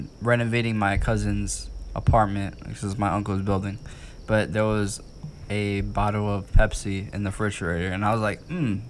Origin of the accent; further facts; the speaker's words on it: Chicago, Illinois, United States; It makes me wish I was from Canada and not from Chicago.